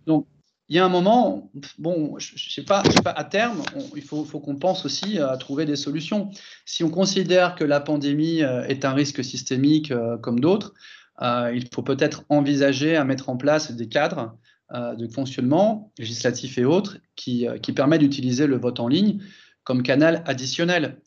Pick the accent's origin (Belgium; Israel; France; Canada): France; moved away as an adult; also born or lived in Germany / Italy; now in Barcelona, Spain; j'ai grandi en France, mais après, je, je suis parti en Allemagne, j'ai vécu en Italie pendant 7 ans et j'habite en Espagne depuis, depuis maintenant 17 ans